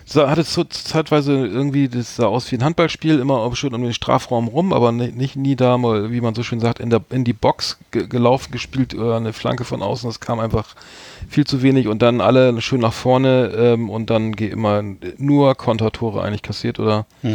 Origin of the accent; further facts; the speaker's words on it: Bremen, Germany; ich als Bremer bin natürlich Werder Bremen-Fan